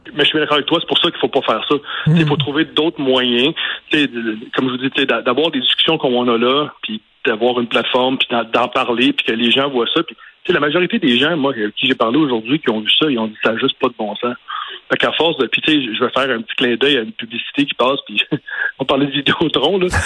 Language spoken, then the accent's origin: French; Montreal, Quebec, Canada; je viens de l'Est de la ville, je viens d'Anjou